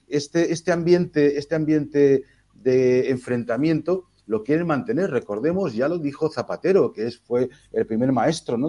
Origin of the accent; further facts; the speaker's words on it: Valencian Community, Spain; Nosotros somos valencianos españoles como somos todos los valencianos